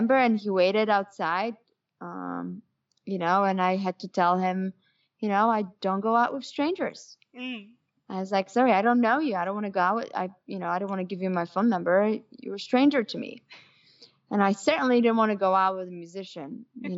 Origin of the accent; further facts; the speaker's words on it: Poland; moved away; growing up in Poland